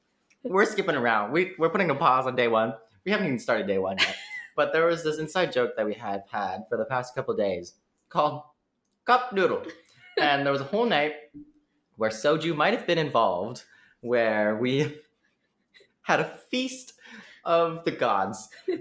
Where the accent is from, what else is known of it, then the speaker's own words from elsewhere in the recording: Minnesota, United States; we're Minnesotan too.